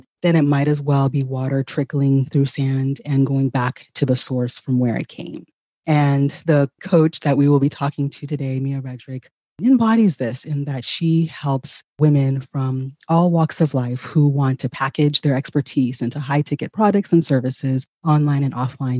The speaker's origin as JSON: {"language": "English", "region": "California", "country": "United States", "tie": "born or raised there", "also_born_or_lived": "Ghana", "said": "I am originally from Ghana myself and grew up here in California"}